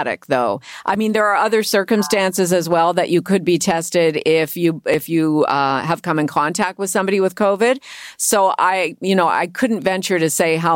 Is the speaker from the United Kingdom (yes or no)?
no; Cambridge, Ontario, Canada; now in Toronto, Canada; Cambridge, my hometown